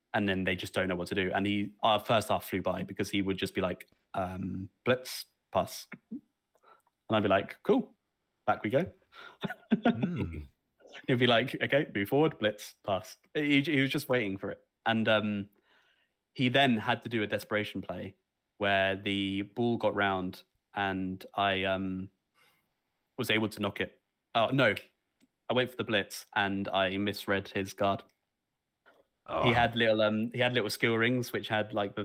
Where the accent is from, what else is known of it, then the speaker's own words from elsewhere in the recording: Southampton, South East England, United Kingdom; around Southampton